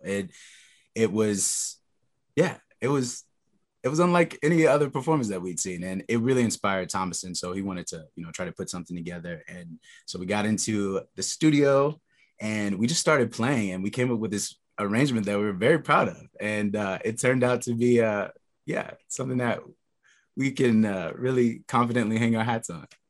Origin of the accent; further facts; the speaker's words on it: Texas, United States; I come from Texas